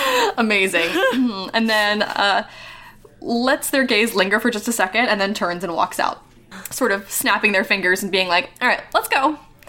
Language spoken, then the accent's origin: English; California, United States; And then, I'm from California, Northern California.